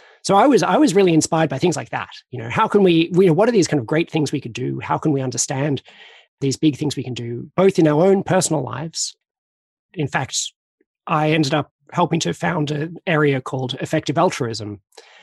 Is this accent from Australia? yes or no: yes; Australia; I'm Australian